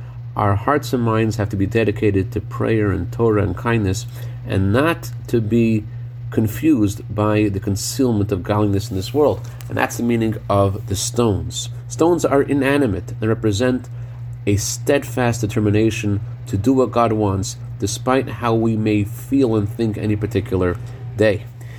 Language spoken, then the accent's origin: English; Worcester, Massachusetts, United States; When I was growing up in Worcester, Massachusetts